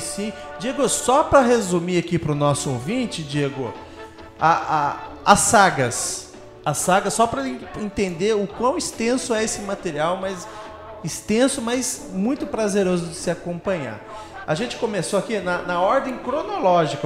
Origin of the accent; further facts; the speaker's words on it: Brazil; nosso ponto de vistas como brasileiros